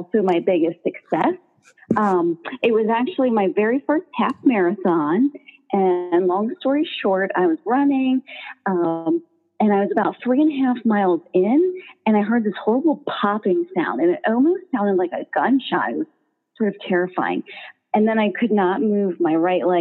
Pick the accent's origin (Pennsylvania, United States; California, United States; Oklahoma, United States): Pennsylvania, United States; I'm from Pennsylvania